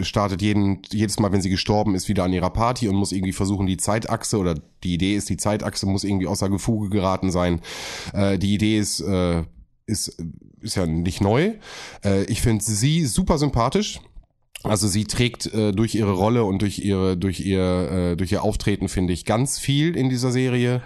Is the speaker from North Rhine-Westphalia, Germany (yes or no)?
yes; North Rhine-Westphalia, Germany; ich komme aus NRW